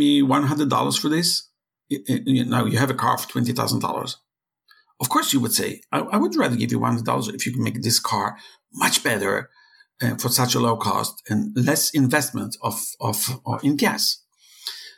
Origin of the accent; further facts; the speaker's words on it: Israel; I'm from Israel, hacking is part of our life